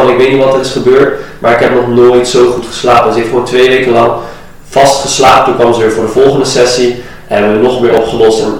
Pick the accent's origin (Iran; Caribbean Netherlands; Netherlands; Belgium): Iran; in Azië, en eh, ik kom zelf uit Iran, daar is het ook niet altijd top.